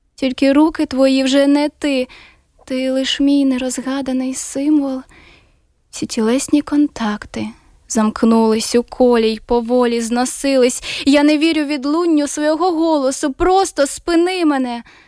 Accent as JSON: {"language": "Russian", "country": "Ukraine", "said": "я из Украины"}